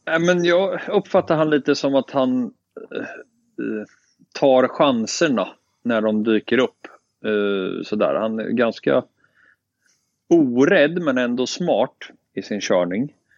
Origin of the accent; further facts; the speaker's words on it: Sweden; som svensk